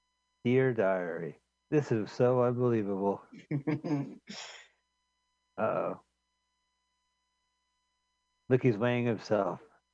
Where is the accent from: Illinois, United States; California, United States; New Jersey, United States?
California, United States; I'm from California.